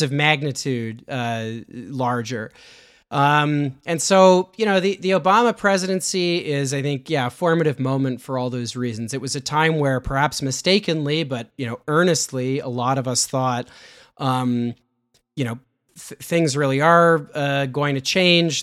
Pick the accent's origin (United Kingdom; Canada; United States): Canada; I'm a Canadian